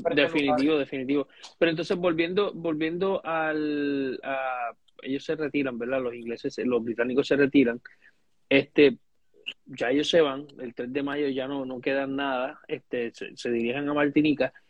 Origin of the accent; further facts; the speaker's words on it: Puerto Rico; nosotros como puertorriqueños